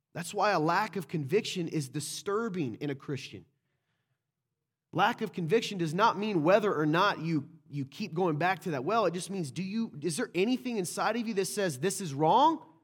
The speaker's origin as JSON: {"language": "English", "region": "the South", "country": "United States", "said": "I'm from the South"}